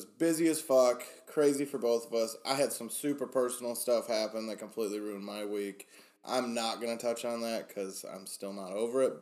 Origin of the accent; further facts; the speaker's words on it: Michigan, United States; We are from Michigan